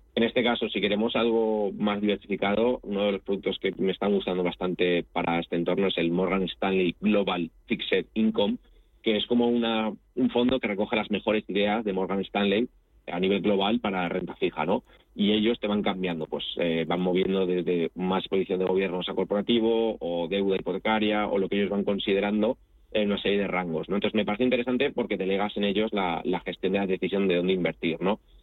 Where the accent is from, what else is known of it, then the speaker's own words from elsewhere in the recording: Spain; also born or lived in Italy; soy español y me siento de los dos países